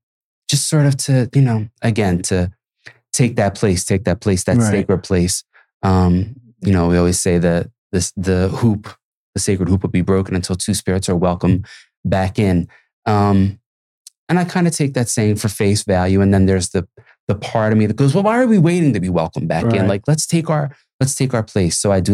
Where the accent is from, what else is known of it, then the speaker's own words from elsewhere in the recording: Philadelphia, Pennsylvania, United States; I think growing up in Philly too, when you ride through certain neighborhoods, certain places, and you see disenfranchised communities